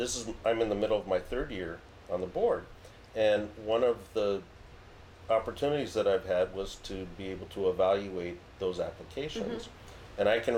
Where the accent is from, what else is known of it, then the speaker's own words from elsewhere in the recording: Visalia, California, United States; growing up in Visalia, we went to the Tulare County Library